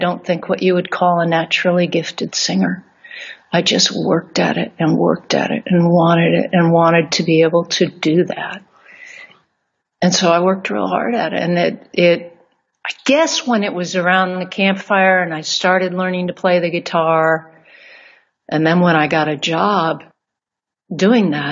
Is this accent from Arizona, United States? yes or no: yes; Arizona, United States; Arizona is where I'm from, born and raised